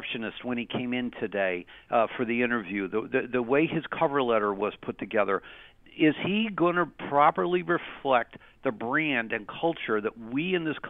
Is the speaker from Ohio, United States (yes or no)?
yes; Cleveland, Ohio, United States; we're from Cleveland